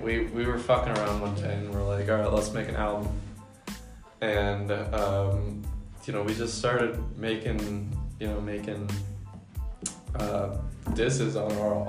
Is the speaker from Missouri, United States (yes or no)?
yes; Arnold, Missouri, United States; also born or lived in Colorado; now in Wyoming, United States; Well, I was born in St. Louis. I lived there for half of my life. I grew up on the streets of Arnold. That's Lower East Side, St. Louis.